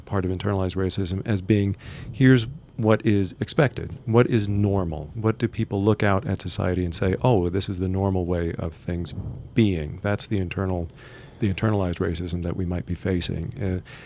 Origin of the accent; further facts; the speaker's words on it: Texas, United States; now in Utah, United States; I'm originally from Texas, but now I live in Utah